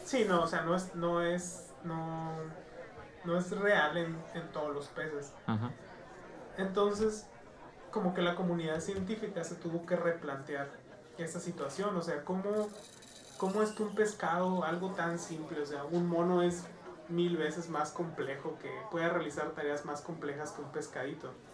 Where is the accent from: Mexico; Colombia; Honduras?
Mexico; nosotros como personas mexicanas